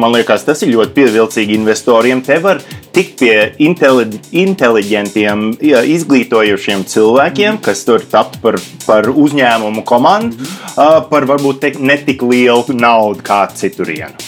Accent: Latvia; es esmu no Latvijas vai mani senči no Latvijas

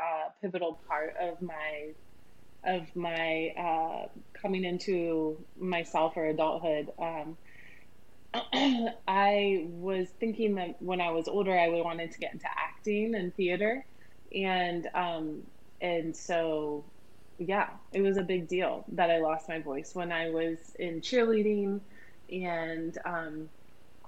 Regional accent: Ohio, United States; I grew up in a really small town in Ohio, about 1,000 people in my town

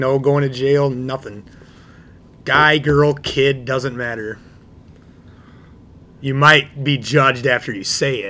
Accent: Midwest, United States; growing up in the Midwest here

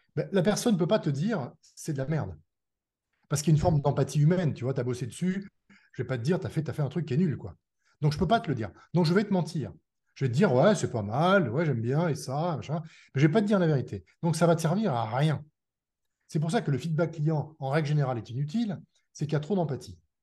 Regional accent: France; on est des Français

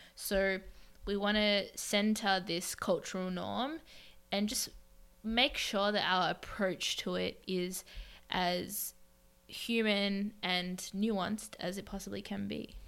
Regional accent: Melbourne, Victoria, Australia; moved away as an adult; now in New York, United States; I was born in Melbourne, Australia, one of the most livable cities

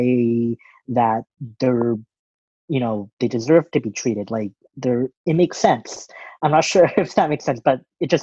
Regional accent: Western Canada, Canada; I was born and raised in Western Canada in a large city

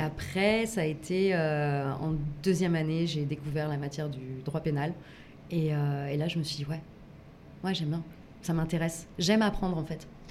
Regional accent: Grenoble, Auvergne-Rhône-Alpes, France; je, je viens de Grenoble

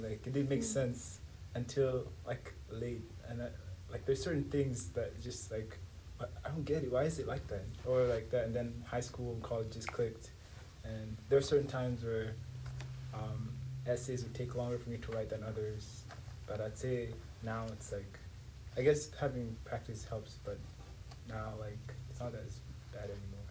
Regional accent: Dar es Salaam, Tanzania; first language Swahili; English is a second language; moved away as an adult; now in United States; I'm from Dar es Salaam, Tanzania, um, but I've been here in the U.S. for four and a half

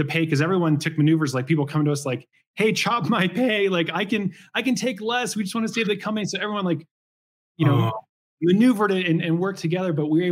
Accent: Portland, Oregon, United States; And I grew up in Portland, Oregon, like 30 minutes east.

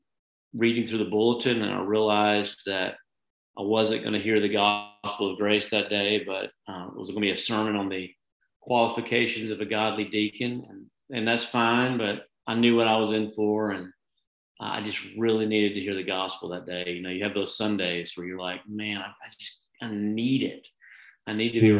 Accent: Dresden, Tennessee, United States; moved away as an adult; also born or lived in Nashville, Tennessee; now in Tulsa, United States; I was born in Tennessee, in a little town called Dresden, which is out in the country. And when I say out in the country, I mean, I would every day after school come home, pick up my shotgun, and go across the street and go hunting.

